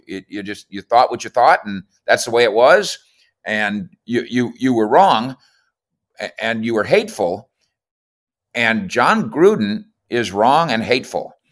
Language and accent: English; Minnesota, United States; moved away; I'm originally from Minnesota